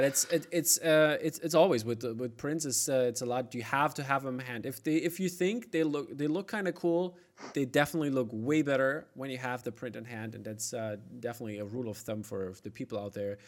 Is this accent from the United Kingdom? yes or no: no; Germany; I'm from East Germany